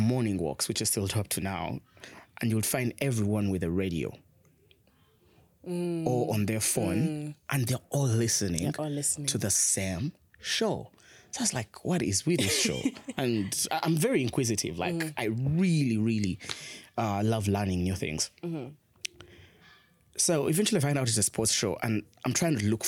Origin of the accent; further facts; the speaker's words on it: Uganda; also born or lived in South Africa; now in Rwanda; I grew up in Uganda as well